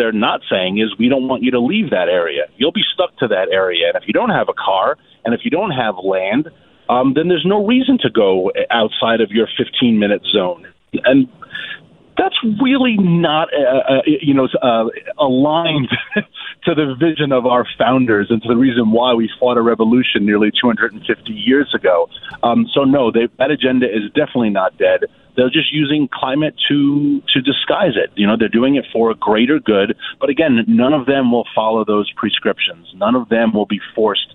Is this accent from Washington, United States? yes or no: no; New York City, New York, United States; now in Virginia, United States; growing up in Queens